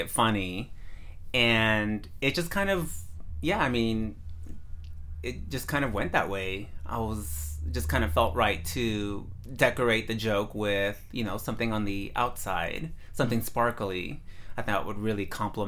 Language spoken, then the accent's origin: English; San Mateo, California, United States; also born or lived in Redwood City, California; Redwood City is where I live now. And before that, I grew up in San Mateo